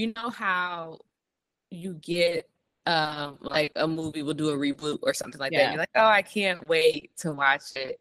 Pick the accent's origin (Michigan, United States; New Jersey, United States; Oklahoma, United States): Michigan, United States; Detroit; growing up in Detroit and listening to like all the morning radio shows